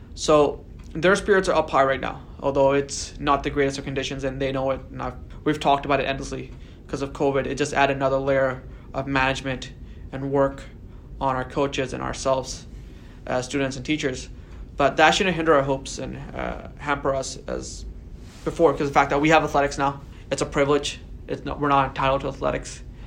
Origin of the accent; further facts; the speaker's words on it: Delta, British Columbia, Canada; I still live in the North End. This is very much home for me. I moved to North End around in 2000 or 2001 when I was six or seven years old.